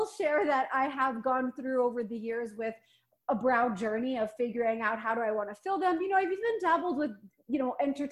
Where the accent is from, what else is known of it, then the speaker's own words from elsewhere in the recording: Canada; as a Canadian